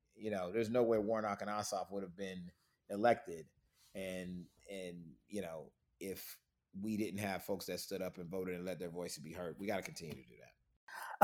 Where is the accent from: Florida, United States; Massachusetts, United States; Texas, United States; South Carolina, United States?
Florida, United States; moved away as an adult; now in Atlanta, United States; I'm from Florida originally, but since graduating college, I've been in Atlanta